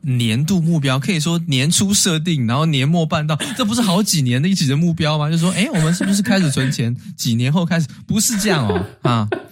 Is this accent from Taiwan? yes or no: yes; Taiwan; 也许我们台湾人很多人也有日本的这个DNA在里面